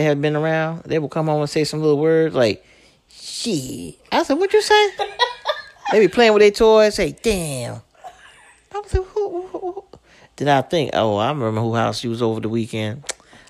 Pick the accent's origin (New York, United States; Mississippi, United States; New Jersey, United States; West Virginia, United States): New York, United States; New York City; me growing up in Brooklyn